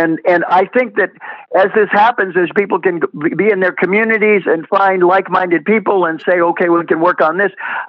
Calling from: West Palm Beach, Florida, United States; Here in Florida, and I'm calling you from West Palm Beach

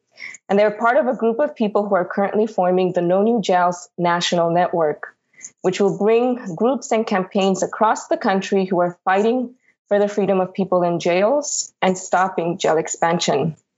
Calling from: New York City, New York, United States; I am calling from Lenape Hoking territory, otherwise known as New York City.

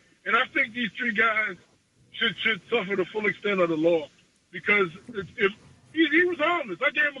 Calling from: New York City, New York, United States; I'm calling from Queens, New York.

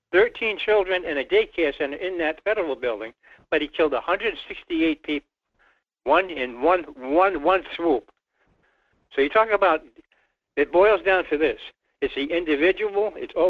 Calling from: Rhode Island, United States; Well, Mike, it's … in Rhode Island.

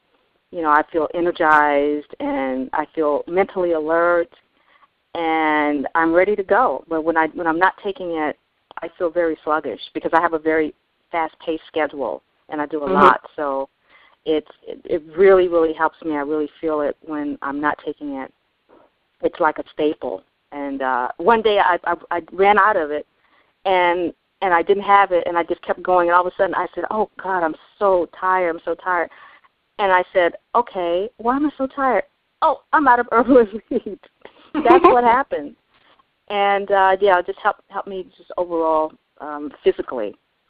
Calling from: New York City, New York, United States; New York City.

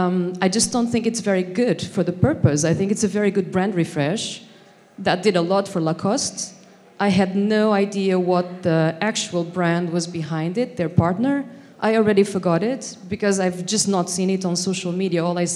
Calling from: Tokyo, Japan; I'm coming from Tokyo, land of good design.

